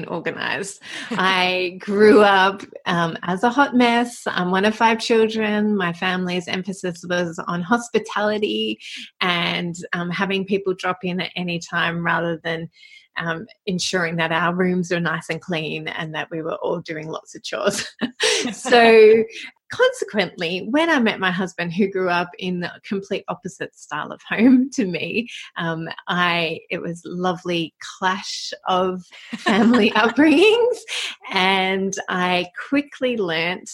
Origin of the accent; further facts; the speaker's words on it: Melbourne, Victoria, Australia; now in Sydney, Australia; we were both born in Melbourne. So we grew up in Melbourne.